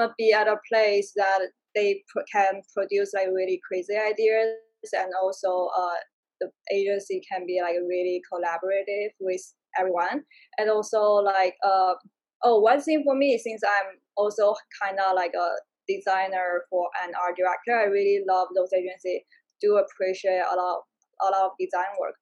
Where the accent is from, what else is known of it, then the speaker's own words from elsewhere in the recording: China; also born or lived in Prague, Czech Republic / Madrid, Spain; now in United States; I'm originally from China